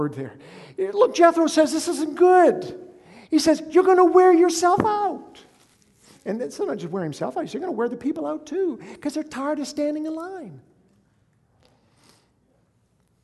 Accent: Houlton, Maine, United States; now in Newton, United States; I'm from northern Maine, out by the Canadian border, in a place called Holton

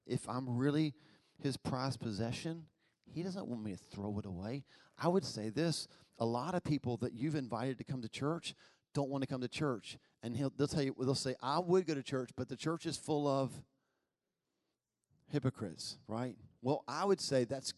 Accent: Albemarle, North Carolina, United States; I was raised in Albemarle.

